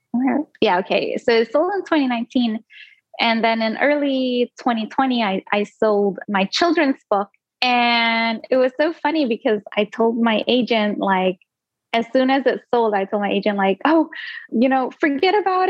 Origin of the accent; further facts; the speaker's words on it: Singapore; first language Indonesian; English is a second language; also born or lived in Indonesia; So my first language was Indonesian up until like the age of 7, which was when I moved to Singapore, and then it became English.